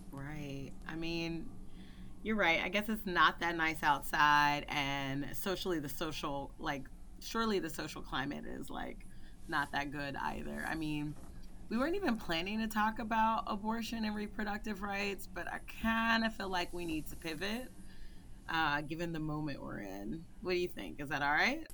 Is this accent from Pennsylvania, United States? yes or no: yes; Philadelphia, Pennsylvania, United States; growing up in Philly